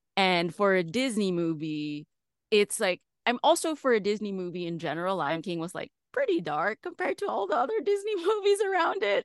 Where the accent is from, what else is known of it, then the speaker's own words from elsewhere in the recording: Philippines; moved away as an adult; now in Los Angeles, United States; I'm from the Philippines originally, so I started there